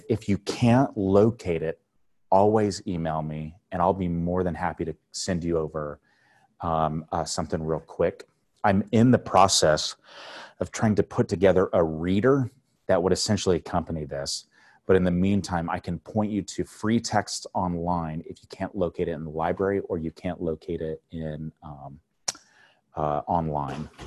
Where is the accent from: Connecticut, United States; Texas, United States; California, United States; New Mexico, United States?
California, United States; Temecula; also born or lived in Corona / Riverside / Los Angeles / Kentucky; Yeah, I was born in Corona. Uh, grew up sort of in the Temecula area.